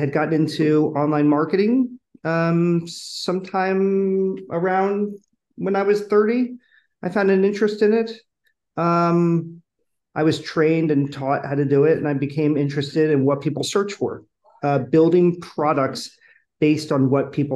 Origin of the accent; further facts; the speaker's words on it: Philadelphia, Pennsylvania, United States; born and raised in Philadelphia